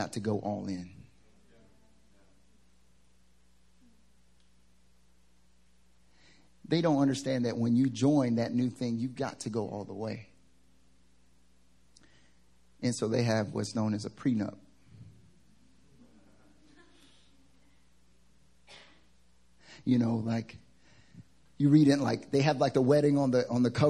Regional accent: the South, United States; now in Seoul, South Korea; I'm from the South, but it's not that Southern

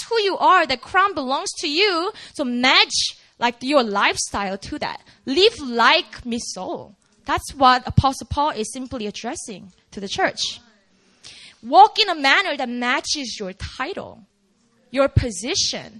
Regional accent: South Korea; now in United States; I grew up in Korea

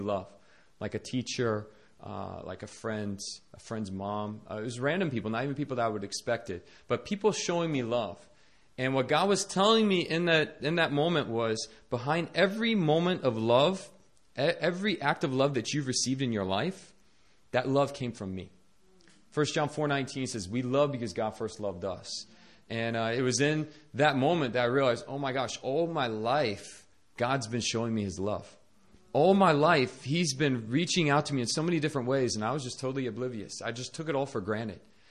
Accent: Northern Virginia, United States; moved away as an adult; now in South Korea; I was born in Northern Virginia to a Christian family, and I grew up in a Christian school

